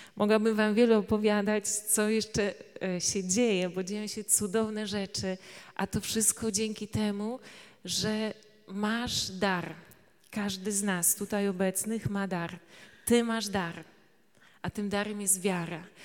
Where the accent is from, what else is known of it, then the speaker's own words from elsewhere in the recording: Tarnowska Wola, Subcarpathian Voivodeship, Poland; pochodzę e, z Podkarpacia. E, to jest taka mała miejscowość Tarnowska Wola i cóż, tam wyrastałam